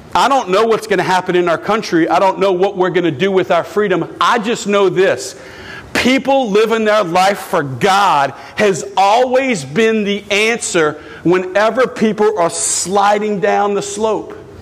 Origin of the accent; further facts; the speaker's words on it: United States; I love being an American